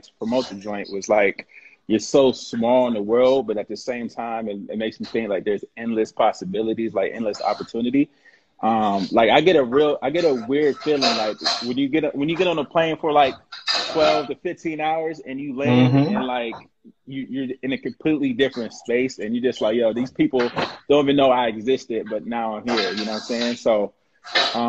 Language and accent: English; Columbus, Ohio, United States; also born or lived in Ghana (ancestry); now in Seattle, United States; I'm Ghanaian from Columbus, Ohio.